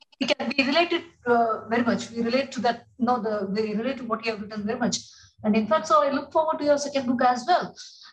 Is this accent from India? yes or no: yes; India; also born or lived in Kerala; I come from Tamil Nadu and Kerala. I have a dual root.